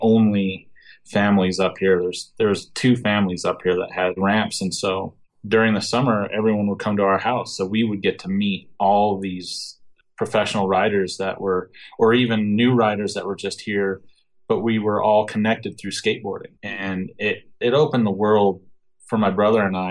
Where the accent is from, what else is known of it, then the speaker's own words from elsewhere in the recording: Breckenridge, Colorado, United States; growing up in the Breckenridge area